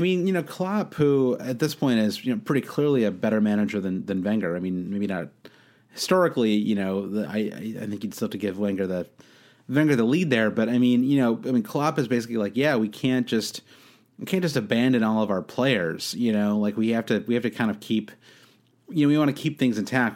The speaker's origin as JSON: {"language": "English", "country": "United States", "said": "as an American"}